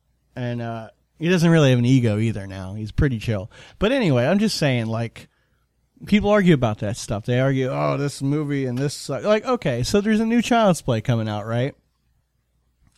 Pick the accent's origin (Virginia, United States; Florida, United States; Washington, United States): Florida, United States; we're from Florida